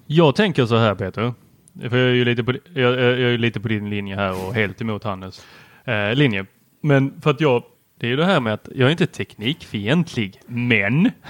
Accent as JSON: {"language": "Swedish", "town": "Helsingborg", "region": "Skåne", "country": "Sweden", "tie": "born or raised there", "also_born_or_lived": "Lund", "said": "jag kommer från Lund, eh, har växt upp i Helsingborg ett tag och gick på Husumsjöskolan"}